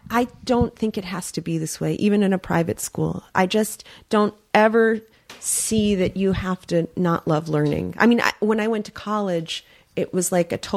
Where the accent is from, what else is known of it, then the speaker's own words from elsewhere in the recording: New York, United States; I mean, I grew up in New York in the '80s